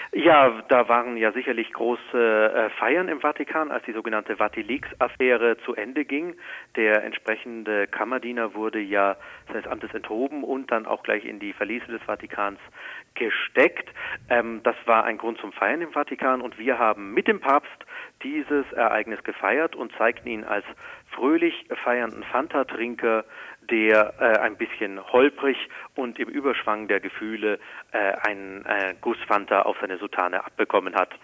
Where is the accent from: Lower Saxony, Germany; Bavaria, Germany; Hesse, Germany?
Bavaria, Germany; Regensburg; in Regensburg, meiner Heimatstadt